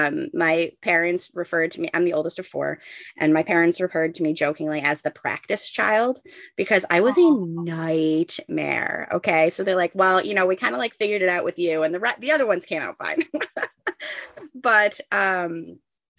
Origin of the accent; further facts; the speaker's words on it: New York, United States; moved away; I grew up in New York.